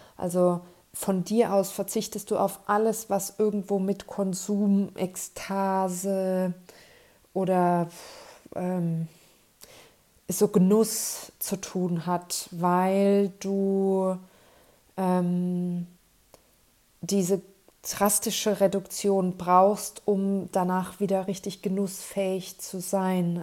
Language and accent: German; Kleinheubach, Bavaria, Germany; in Kleinheubach in meiner Heimat